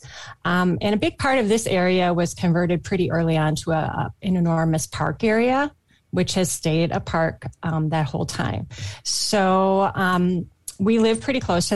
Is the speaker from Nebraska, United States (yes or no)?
no; Minnesota, United States; I grew up in Minnesota